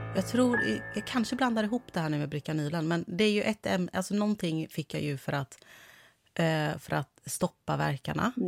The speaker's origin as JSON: {"language": "Swedish", "town": "Kungälv", "region": "Västra Götaland", "country": "Sweden", "accent": "Gothenburg dialect (göteborgska)", "moved": "as an adult", "lives_now": "Stockholm, Sweden", "said": "Men jag är från Kungälv."}